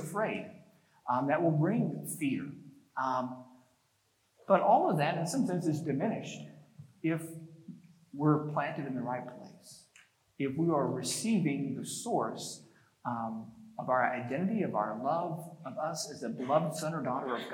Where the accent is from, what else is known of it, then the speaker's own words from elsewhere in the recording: North Texas, United States; growing up in North Texas